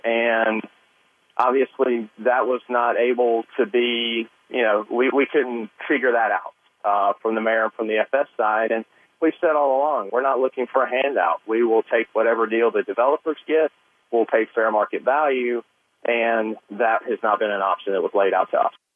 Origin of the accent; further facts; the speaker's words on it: San Diego, California, United States; I'm born and raised in San Diego